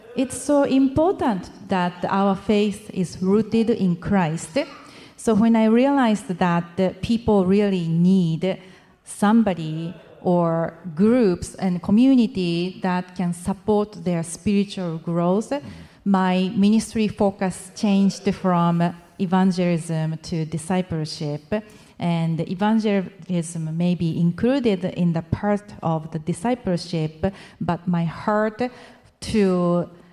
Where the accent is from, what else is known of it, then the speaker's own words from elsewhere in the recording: Japan; I'm from Japan.